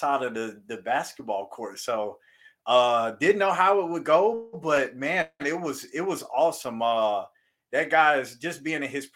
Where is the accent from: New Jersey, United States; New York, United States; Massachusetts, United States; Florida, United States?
Florida, United States; I'm from Florida